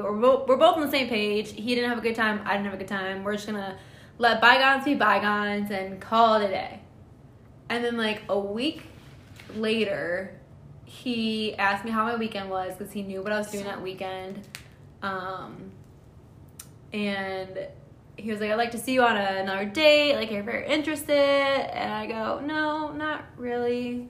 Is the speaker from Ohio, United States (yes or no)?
yes; Toledo, Ohio, United States; oh, I'm from Toledo.